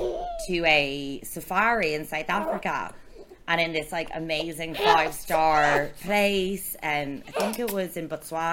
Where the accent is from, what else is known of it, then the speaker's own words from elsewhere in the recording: Antigua & Barbuda; also born or lived in France; I was born in France, and we moved to Antigua.